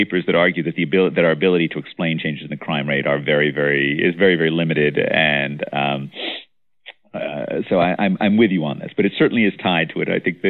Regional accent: New York City, New York, United States; in the mid-1970s, when I was a kid growing up in New York

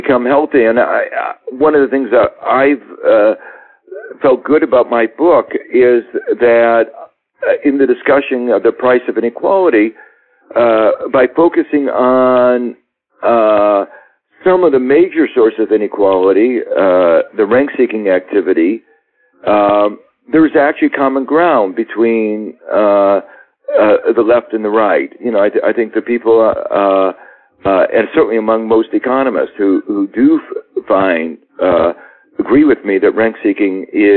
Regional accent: Midwest, United States; maybe I'm a Midwesterner

